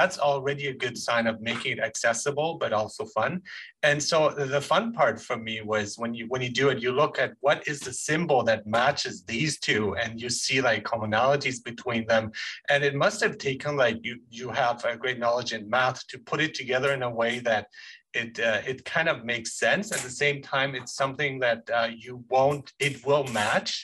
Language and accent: English; Germany; moved away; I grew up in Germany